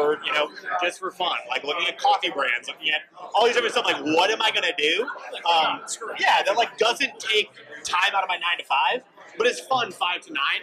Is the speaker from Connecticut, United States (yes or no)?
yes; Connecticut, United States; now in Rhode Island, United States; Connecticut laws inside and out because that's where I'm from